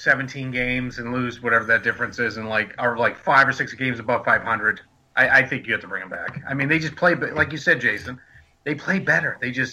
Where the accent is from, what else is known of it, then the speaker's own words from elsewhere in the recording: Wilmington, Massachusetts, United States; in my hometown in Wilmington